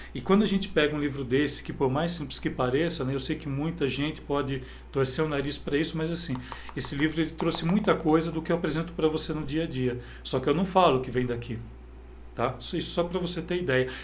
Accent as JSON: {"language": "Portuguese", "town": "Campinas", "region": "São Paulo", "country": "Brazil", "said": "eu sou de cidade de Campinas"}